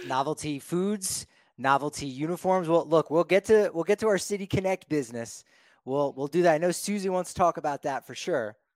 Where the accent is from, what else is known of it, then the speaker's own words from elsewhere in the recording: New Jersey, United States; being from New Jersey